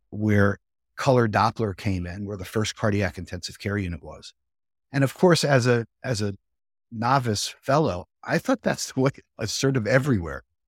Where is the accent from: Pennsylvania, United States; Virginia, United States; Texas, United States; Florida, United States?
Pennsylvania, United States; Philadelphia; I was about as Northeast Philly as you could get. So I grew up in the Northeast in a row house